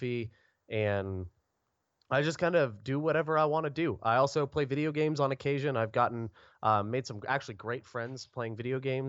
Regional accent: Orlando, Florida, United States; now in Rock Hill, United States; I hail from Orlando, Florida

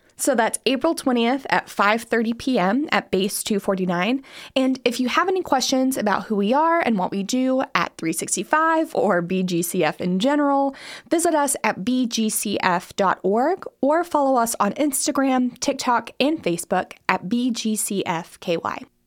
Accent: Harlan County, Kentucky, United States; moved away; also born or lived in Greensburg, Kentucky; I'm originally from Harlan County

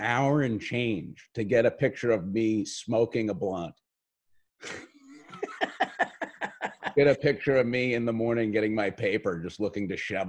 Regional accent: New York City, New York, United States; I am an Irish dude from Staten Island.

